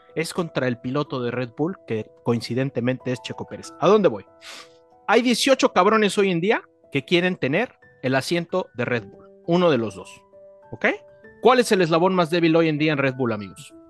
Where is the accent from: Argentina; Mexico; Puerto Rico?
Mexico; Nosotros como mexicanos